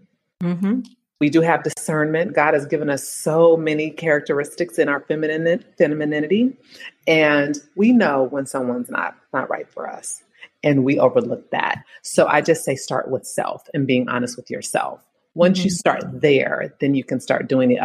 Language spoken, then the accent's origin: English; Bay Area, California, United States; now in Philadelphia, United States; I'm from the Bay Area originally, home of Silicon Valley